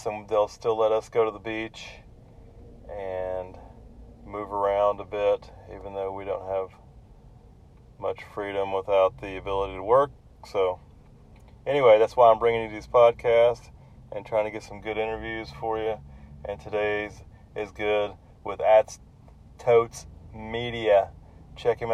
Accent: Texas, United States; now in Kauai, United States; I'm from Texas

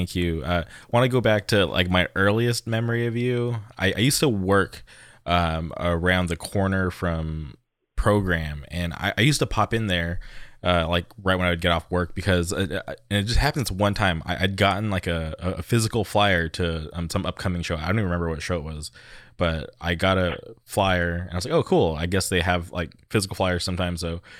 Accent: Palm Springs, California, United States; now in Orange County, United States; When I grew up in Palm Springs, like I've said, our scene was just kind of off and on

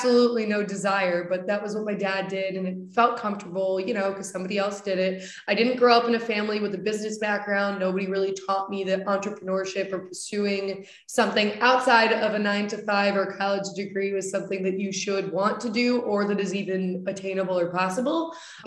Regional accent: Coventry, Connecticut, United States; now in West Hartford, United States; I grew up in Coventry, Connecticut.

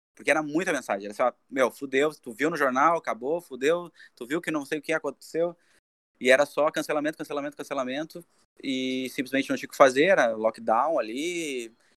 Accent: Brazil; A gente é brasileiro

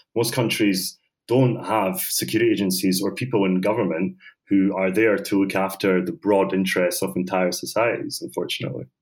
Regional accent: Scotland, United Kingdom; also born or lived in Bosnia; I was brought up in Scotland

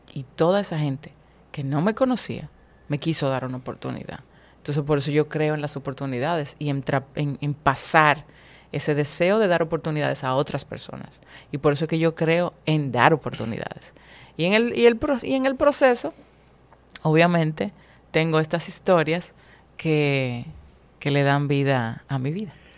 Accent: Dominican Republic; aquí en mi país

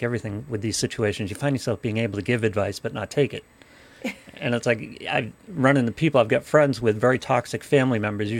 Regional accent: Ireland; Yes, I'm Irish.

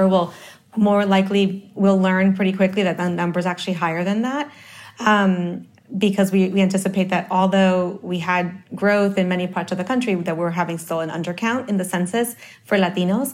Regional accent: New York City, New York, United States; also born or lived in Dominican Republic; I was born in the Dominican Republic, but I grew up in Harlem

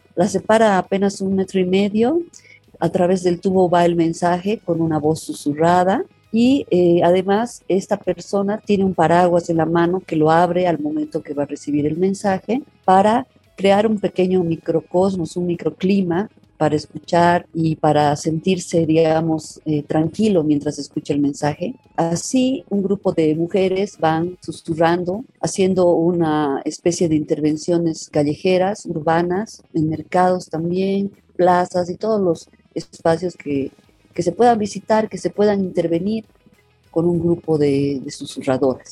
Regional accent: Tarija, Bolivia; now in La Paz, Bolivia; Yo soy tarijeña, pero vivo en La Paz hace muchos años.

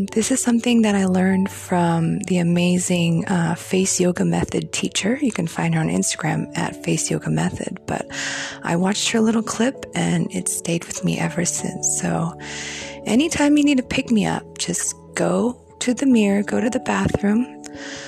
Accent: Beijing, China; moved away; I grew up in Beijing

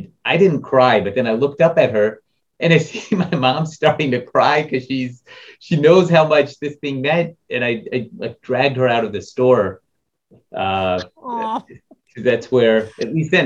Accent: Topeka, Kansas, United States; I grew up in Topeka, Kansas

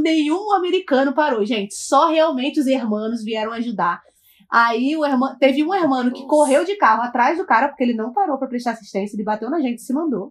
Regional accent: Brazil; eu sou brasileira

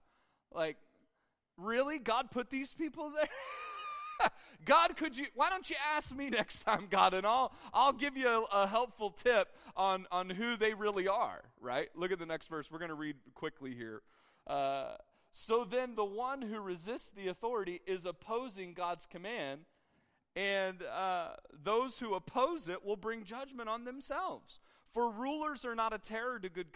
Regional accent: United States; an American in 2021 and still a Christian

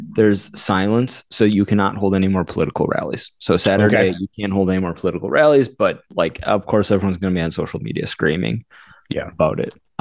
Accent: United States; I'm an American

